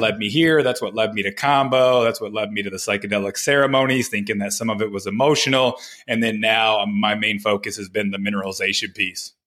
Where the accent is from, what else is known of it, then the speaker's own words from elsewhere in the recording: Flint, Michigan, United States; I grew up in Flint, Michigan